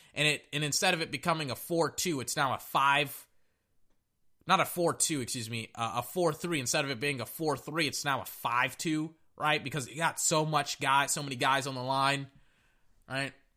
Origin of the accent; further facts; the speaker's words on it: Texas, United States; I'm from Texas